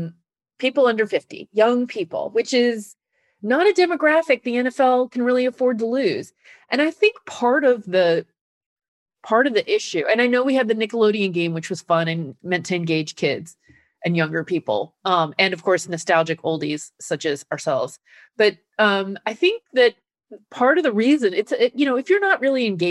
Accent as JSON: {"language": "English", "region": "Nebraska", "country": "United States", "moved": "yes", "lives_now": "New York, United States", "said": "I live in New York, but I'm from Nebraska"}